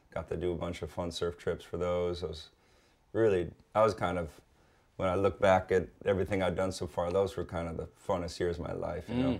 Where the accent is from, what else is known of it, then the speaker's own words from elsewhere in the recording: North Shore, Oahu, Hawaii, United States; born and raised, it was an amazing place to be